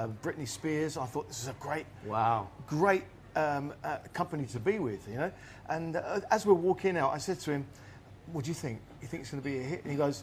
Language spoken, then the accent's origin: English; Luton, East of England, United Kingdom; moved away as an adult; also born or lived in Southampton; now in Pattaya, Thailand; I'm from the south of England. I actually grew up in Luton.